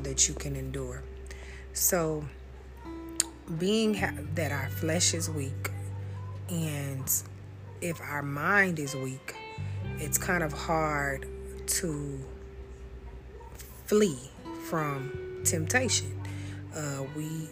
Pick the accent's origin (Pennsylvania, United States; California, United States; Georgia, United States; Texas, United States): Texas, United States; Austin; I'm from Austin, Texas